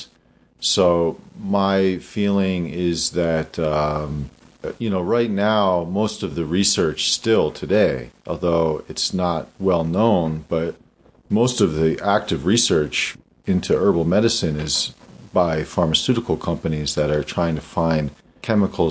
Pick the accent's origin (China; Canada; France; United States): United States; Damascus, Pennsylvania; born or raised there